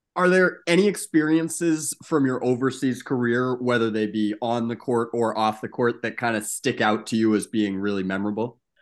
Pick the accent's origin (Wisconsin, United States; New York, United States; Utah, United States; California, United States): New York, United States; as a New Yorker myself